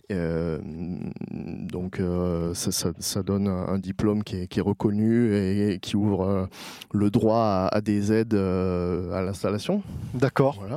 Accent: Gard, Occitania, France; moved away as an adult; also born or lived in Paris; nous avons quitté Paris avec ma femme pour nous installer euh, dans le Gard, puisque moi je suis originaire

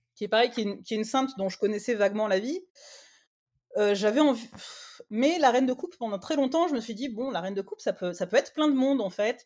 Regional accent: Martigues, Provence-Alpes-Côte d'Azur, France; moved away as an adult; also born or lived in Marseille; je suis originaire de Marseille enfin de Martigues à côté

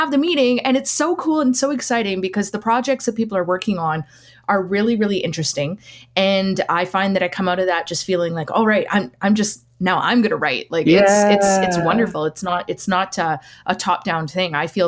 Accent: Lac Ste. Anne, Alberta, Canada; now in Edmonton, Canada; So I'm Métis from Lac St. Anne, but living here in Edmonton right now.

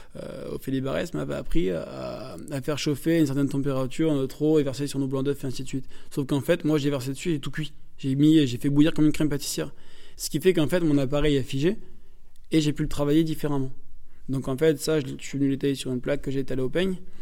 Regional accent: northern France, France; moi je viens du nord de la France

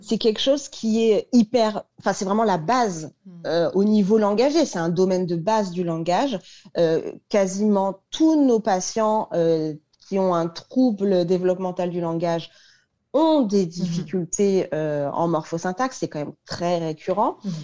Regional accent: Paris, Île-de-France, France; je suis parisienne, donc j'ai fait mes études à Paris.

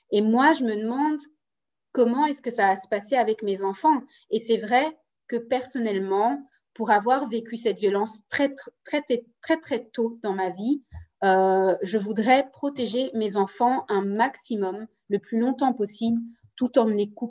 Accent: DR Congo; accent: Congolese; French is a second language; now in Belgium; Belgique pour essayer de m'intégrer au mieux dans la société belge on m'avait demandé d'arrêter de parler ma langue maternelle, euh, de travailler sur mon accent congolais

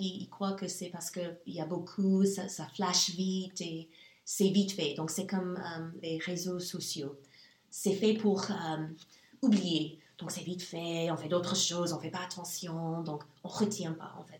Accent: Nashville, Tennessee, United States; French is a second language; moved away as an adult; also born or lived in Germany; now in Luxembourg; je suis née aux États-Unis. Mon enfance a, eu lieu aux États-Unis. Euh, je viens du Sud, en fait, et ça, c'est assez spécial, on peut dire. Je viens de Nashville, Tennessee, et j'en suis très fière.

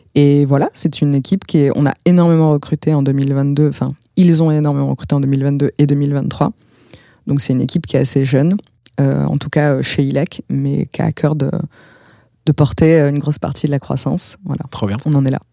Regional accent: Bordeaux, Nouvelle-Aquitaine, France; je suis bordelaise

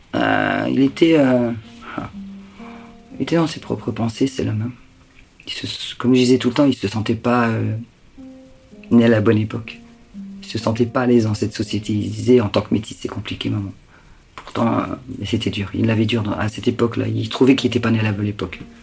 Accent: Lille, Hauts-de-France, France; on est de Lille

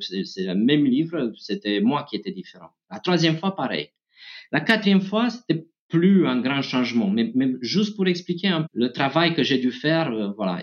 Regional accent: Romania; moved away; je viens de Roumanie

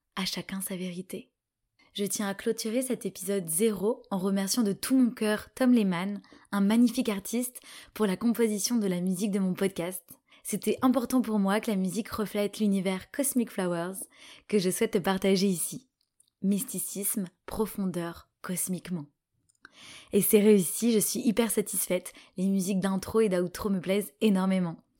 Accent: Paris, Île-de-France, France; je suis franco-égyptienne, je suis née à Paris

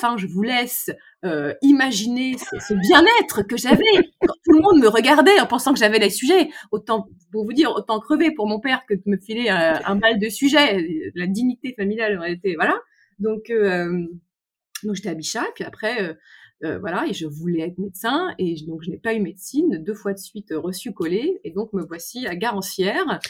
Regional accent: Paris, Île-de-France, France; je suis parisienne, issue d'une famille très bourgeoise

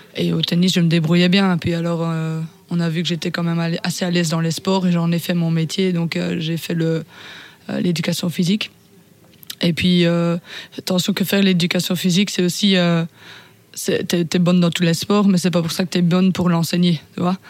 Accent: Ardennes, Wallonia, Belgium; je viens de la province de Ardennes

